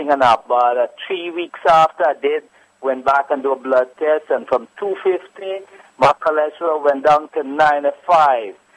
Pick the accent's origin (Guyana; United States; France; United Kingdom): Guyana; I'm from Guyana, right?